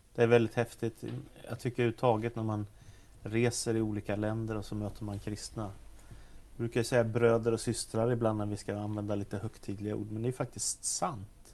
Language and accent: Swedish; Stockholm, Stockholm County, Sweden; Jag växte upp i Stockholm